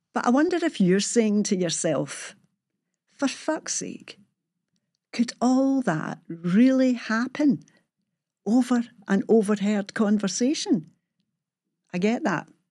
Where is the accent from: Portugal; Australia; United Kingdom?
United Kingdom; Glasgow, Scotland; how I was brought up and living in Springburn in the sixties